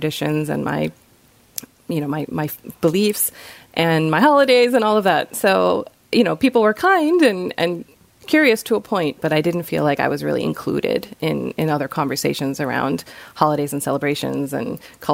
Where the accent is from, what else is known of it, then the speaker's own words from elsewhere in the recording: Rockville, Maryland, United States; also born or lived in Bethesda, Maryland; I'm a local girl, so I grew up in Rockville. I was born in Bethesda at Suburban Hospital, and I've lived here ever since